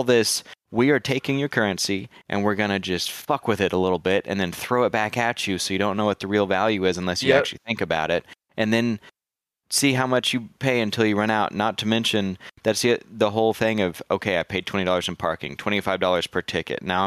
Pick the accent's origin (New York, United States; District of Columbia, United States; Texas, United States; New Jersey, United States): Texas, United States; that's Texas, man. We with so much state pride